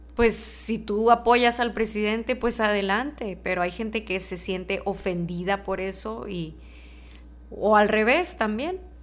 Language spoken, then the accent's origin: Spanish; Mexico; yo soy mexicana, nací y crecí en México